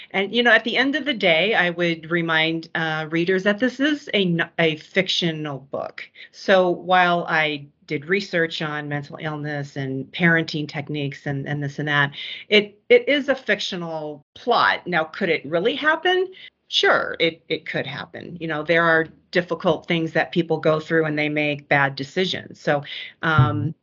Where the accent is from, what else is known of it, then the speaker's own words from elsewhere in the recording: Omaha, Nebraska, United States; I grew up in Omaha